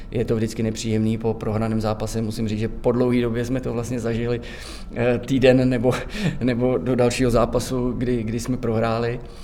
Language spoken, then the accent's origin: Czech; Divišov, Central Bohemian Region, Czechia; pocházím tady z Divišova, padesát kilometrů od Prahy